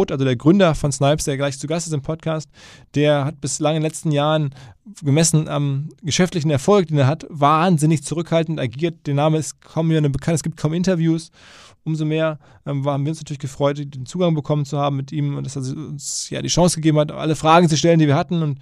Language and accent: German; Essen, North Rhine-Westphalia, Germany; in Essen, meiner Heimatstadt